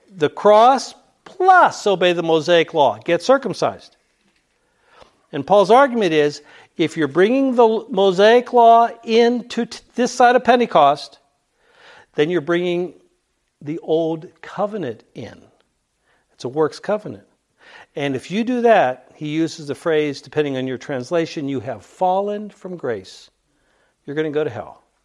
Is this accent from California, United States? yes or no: no; Pittsburgh, Pennsylvania, United States; I grew up in Pittsburgh.